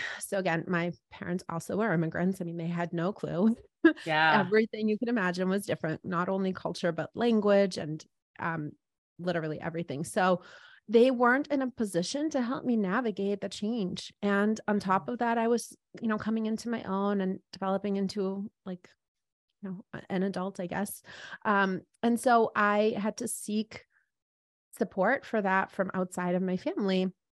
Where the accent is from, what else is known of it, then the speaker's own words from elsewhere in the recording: East Coast, United States; But I guess I was thinking, I grew up on the East Coast.